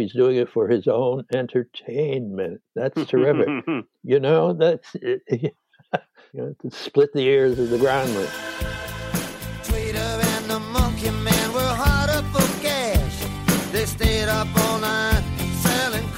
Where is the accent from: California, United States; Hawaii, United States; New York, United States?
New York, United States; New York City; moved away as an adult; also born or lived in Los Angeles; now in Bay Area, United States; I didn't know how to drive as a New Yorker